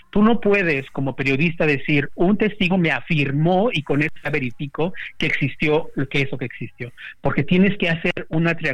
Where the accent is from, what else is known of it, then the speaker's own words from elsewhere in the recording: Mexico; now in United States; si México tuviera una fiscalía, digo tuviéramos, aunque yo vivo en Estados Unidos